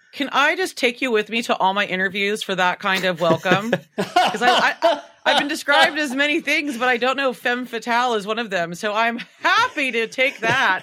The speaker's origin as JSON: {"language": "English", "country": "United States", "said": "I'm so American"}